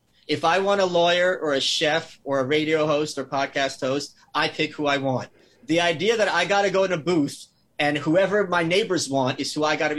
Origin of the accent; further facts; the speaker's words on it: New York, United States; also born or lived in Soviet Union; I grew up here. We moved here when I was 2.